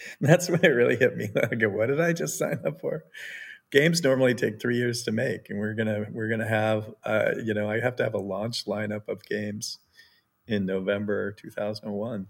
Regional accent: Bellevue, Washington, United States; I grew up in Bellevue, Washington, which is next to Redmond, Washington

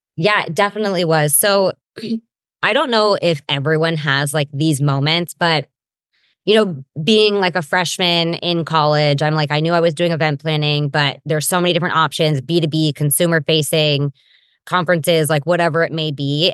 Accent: Granite Bay, California, United States; now in Southern California, United States; I grew up in Granite Bay, California. It's like a suburb

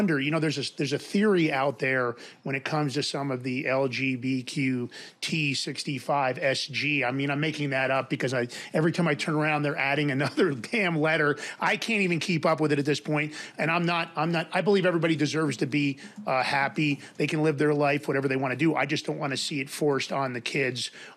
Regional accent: New York, United States; I grew up in New York.

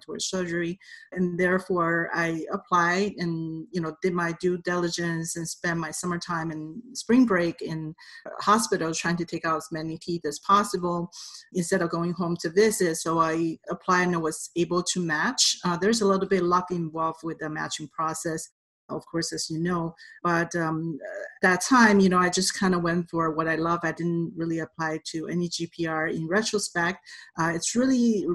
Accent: Taipei, Taiwan; English is a second language; moved away as an adult; now in United States; I came here in 1991 as a foreign student. I was on a F1 visa, and I'm originally from Taipei, Taiwan.

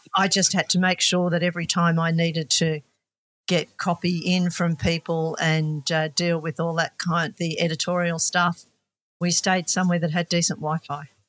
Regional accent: Australia; We're from Australia

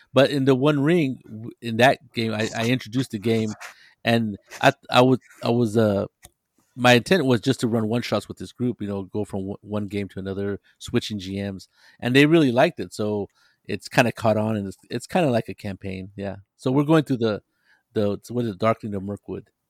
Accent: near Monterey, California, United States; Monterey, California, which is a little town next to my hometown

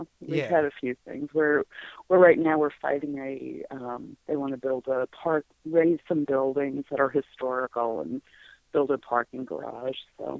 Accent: New York, United States; now in Omaha, United States; I live in Omaha, Nebraska. I'm actually from New York

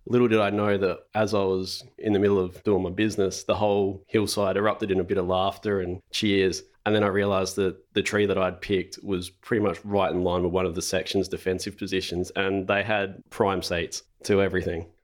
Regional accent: Renmark, South Australia, Australia; now in Adelaide, Australia; I grew up in Renmark, which is a small country town about two hundred and fifty kilometres northeast of Adelaide

